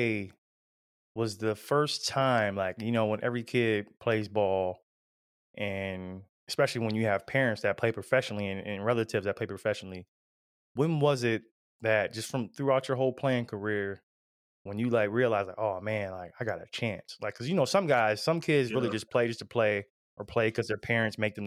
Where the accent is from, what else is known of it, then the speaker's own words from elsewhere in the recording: Ohio, United States; we're all from Ohio